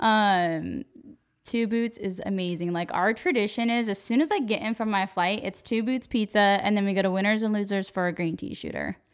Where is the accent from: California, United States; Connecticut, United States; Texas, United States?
California, United States; Yuba City; I grew up in Yuba City, California.